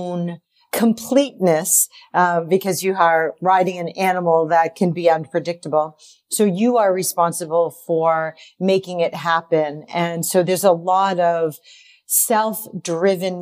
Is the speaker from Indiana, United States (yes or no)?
no; outside of Boston, Massachusetts, United States; moved away; also born or lived in New York; I grew up outside of Boston, a family of all women, my poor dad.